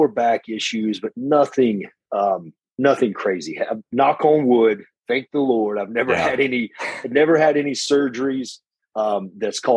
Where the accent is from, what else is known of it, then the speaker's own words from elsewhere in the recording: Hickory, North Carolina, United States; I'm from small town Hickory, North Carolina.